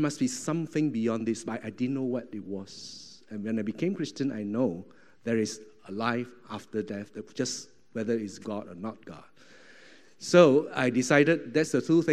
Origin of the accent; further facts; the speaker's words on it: Malaysia; moved away as an adult; also born or lived in Singapore; now in Thailand; I was from Malaysia, and went down to Singapore.